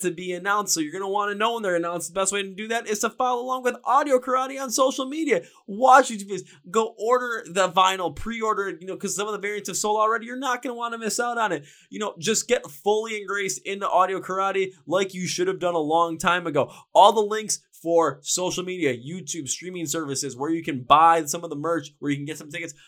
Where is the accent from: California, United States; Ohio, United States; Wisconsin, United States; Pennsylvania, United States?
Wisconsin, United States; Milwaukee; I am from Milwaukee